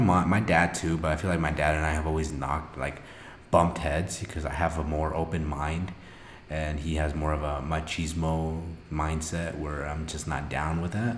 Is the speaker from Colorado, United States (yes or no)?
yes; Avon, Colorado, United States; also born or lived in Chalchihuites, Zacatecas, Mexico; I was raised in Avon